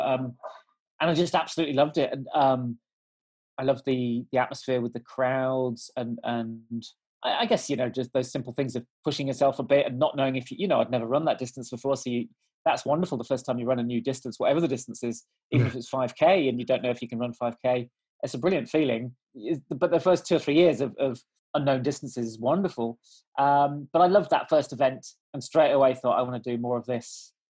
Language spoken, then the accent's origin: English; South West England, United Kingdom; So we moved around a lot, but from about 10, I grew up in the Cotswolds in Gloucestershire.